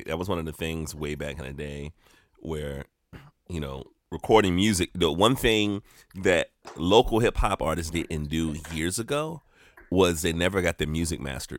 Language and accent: English; South Carolina, United States; I'm from South Carolina